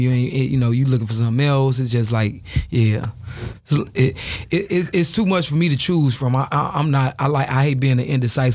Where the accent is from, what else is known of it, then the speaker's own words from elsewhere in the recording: Chicago, Illinois, United States; I'm from L-Town, you know what I'm saying? Austin area, to be specific.